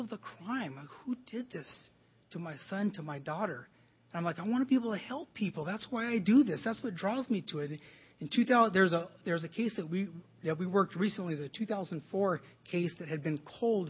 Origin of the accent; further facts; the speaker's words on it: Los Angeles, California, United States; where I grew up in Wilmington